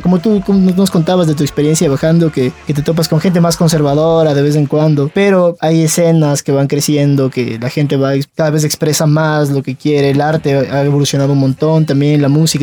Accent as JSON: {"language": "Spanish", "town": "Quito", "region": "Pichincha", "country": "Ecuador", "said": "vivimos rodeados de todas las montañas"}